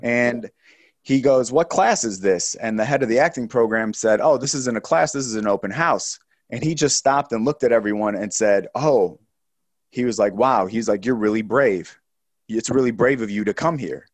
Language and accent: English; Chicago, Illinois, United States; moved away; also born or lived in Delaware; Being from the Midwest, I grew up in Chi-, you know, in, in the Chicago area